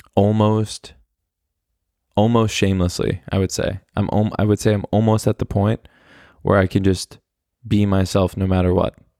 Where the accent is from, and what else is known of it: Oklahoma City, Oklahoma, United States; born or raised there; moved away as an adult; now in Germany